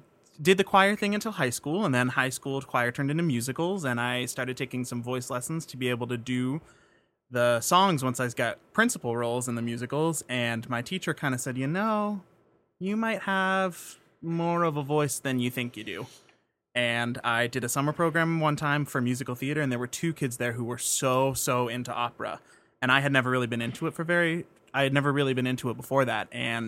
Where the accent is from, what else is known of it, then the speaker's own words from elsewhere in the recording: Pittsburgh, Pennsylvania, United States; moved away; I grew up in Squirrel Hill, pretty close to the universities and not too far from downtown.